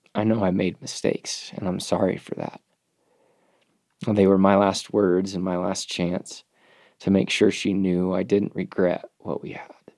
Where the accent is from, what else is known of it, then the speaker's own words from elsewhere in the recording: United States; as an American man